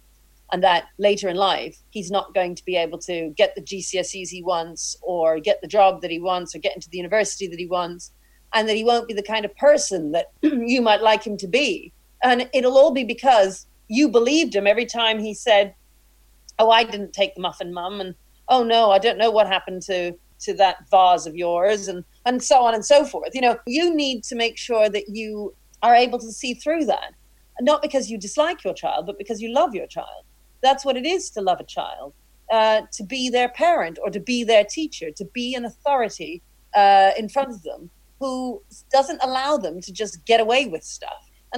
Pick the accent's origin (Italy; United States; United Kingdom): United Kingdom; England; But that doesn't mean that I can't both feel that I'm British and have an affinity towards Jamaica. I certainly don't feel Jamaican.